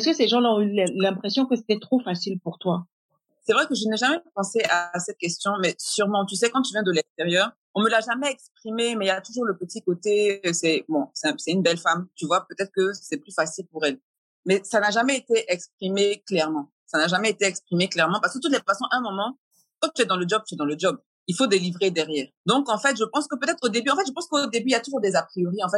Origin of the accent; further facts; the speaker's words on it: France; moved away; Donc je venais de l'étranger, donc je venais de France et en plus je suis métisse.